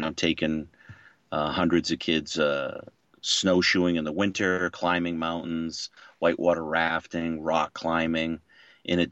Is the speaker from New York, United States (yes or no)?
no; Maine, United States; moved away as an adult; also born or lived in Boston, Massachusetts; now in Boston area, United States; I grew up in Maine, so I was a little bit more exposed to the outdoors than I was going to college in Boston